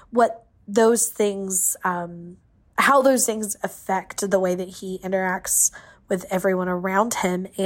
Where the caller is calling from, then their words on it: Atlanta, Georgia, United States; from Atlanta, Georgia.